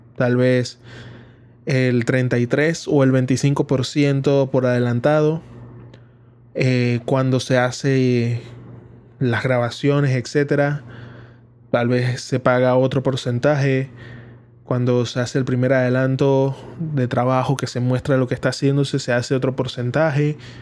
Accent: Panama; aquí en Panamá, que es donde es mi país

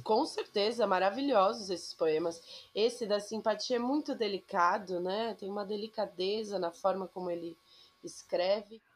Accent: São Paulo, Brazil; eu sou de São Paulo, eu nasci em São Paulo, na terra da garoa, vivia praticamente a minha vida toda lá

